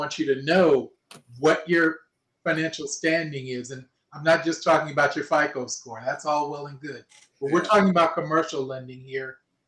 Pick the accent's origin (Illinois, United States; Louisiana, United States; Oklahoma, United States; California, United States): California, United States; Los Angeles; I was born and raised here.